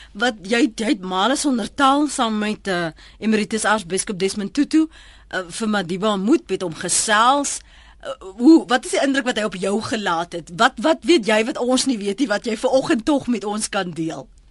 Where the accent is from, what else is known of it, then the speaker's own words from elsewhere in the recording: South Africa; ons as Suid-Afrikaners